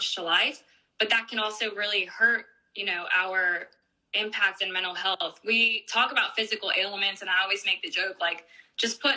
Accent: Mexico; now in United States; now that I've moved to the United States, we do talk about it more because it's more part of the culture here than it is in our, you know, my home country

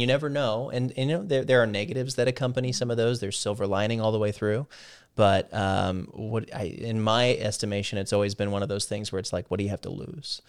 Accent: Midwest, United States; moved away; being from the Midwest

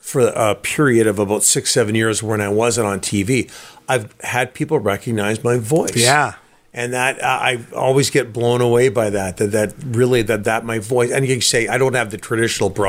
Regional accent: Burnaby, British Columbia, Canada; also born or lived in Vancouver; I am from Burnaby

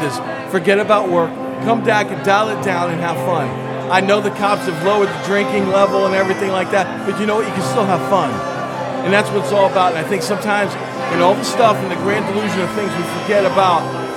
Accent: Columbus, Ohio, United States; now in Providence, United States; I'm originally from Columbus, Ohio

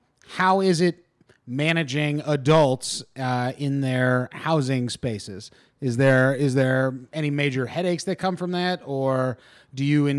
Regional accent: Ohio, United States; he was very popular when we were growing up in the Ohio area.

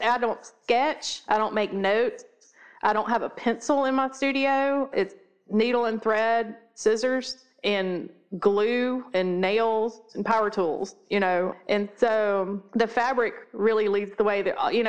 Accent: the South, United States; Yeah, we're pretty Southern.

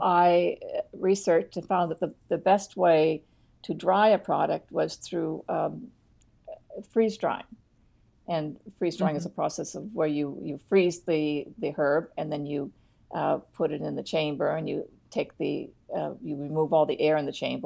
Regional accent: Eastern Shore, Nova Scotia, Canada; I was brought up on the Eastern Shore

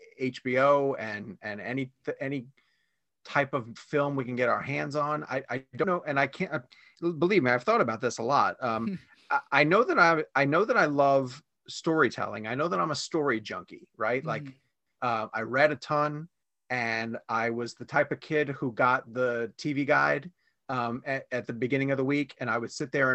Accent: New York, United States; moved away as an adult; also born or lived in Washington, D.C.; now in Charlotte, United States; I was born in New York. I was there through high school and then I moved down to Washington, D.C.

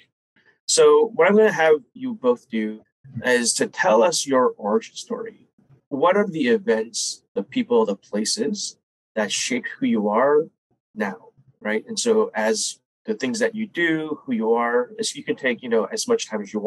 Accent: New Jersey, United States; moved away as an adult; also born or lived in South Korea / New York; now in Seattle, United States; I grew up on the East Coast, so I was in New Jersey.

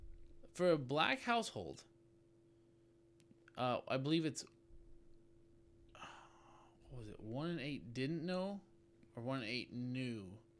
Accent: California, United States; moved away; I'm from California

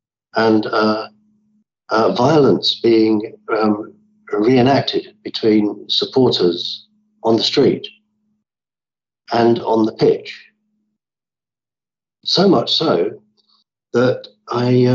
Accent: London, United Kingdom; as a child growing up in London

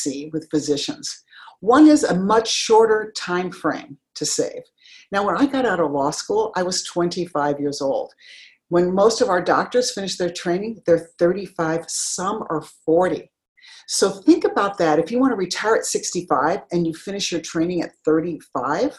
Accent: Denver, Colorado, United States; I grew up in Denver, Colorado, went to undergrad and to law school there.

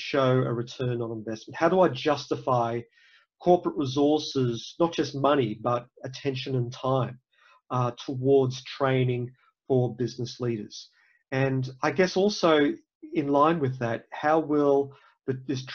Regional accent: Australia; moved away as an adult; also born or lived in Cairns; now in United States; I'm not from the US, I'm from Australia

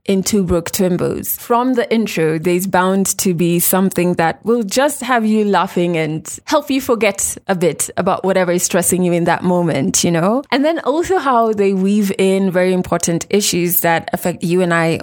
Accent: Kenya; also born or lived in Nairobi, Kenya; I'm a Kenyan woman who lives in Nairobi, Kenya

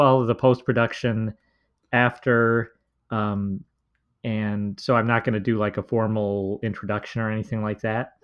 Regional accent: Minnesota, United States; I'm from Minnesota

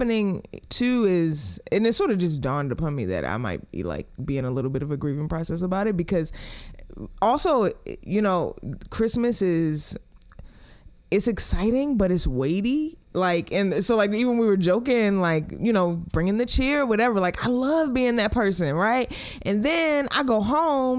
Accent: Baltimore, Maryland, United States; moved away; we're from Baltimore

